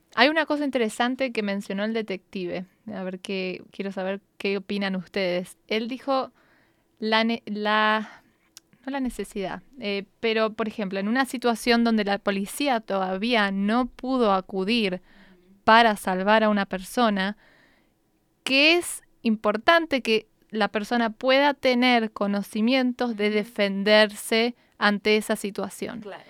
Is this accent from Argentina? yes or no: yes; Argentina; now in United States; yo recuerdo de chica en Argentina